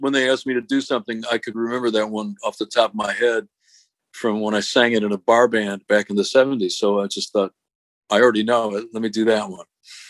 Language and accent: English; Detroit, Michigan, United States; I grew up in the Detroit area